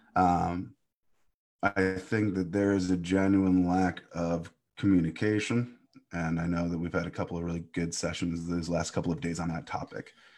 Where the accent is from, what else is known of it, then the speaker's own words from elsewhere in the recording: Cleveland, Ohio, United States; I think my hometown neighborhood needs a ton of work, uh, a ton of work. And, but I'm still proud of it.